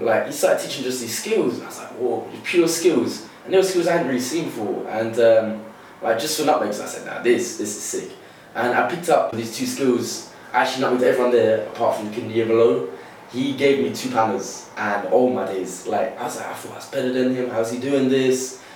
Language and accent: English; Broadstairs, South East England, United Kingdom; now in London, United Kingdom; I'm originally from Southeast Kent, in a place called Broadstairs